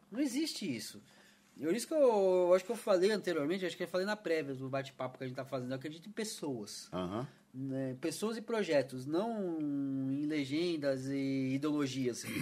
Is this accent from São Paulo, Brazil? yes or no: yes; São Paulo, Brazil; now in Campinas, Brazil; eu vim de São Paulo, né?